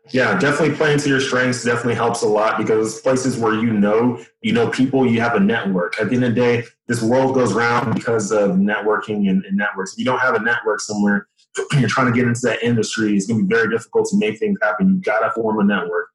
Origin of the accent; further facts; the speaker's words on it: Dallas, Texas, United States; moved away as an adult; originally I'm from Dallas, Texas both my parents came from Nigeria um, to Texas in the 80s. They had me and my two brothers and my sister. We grew up there.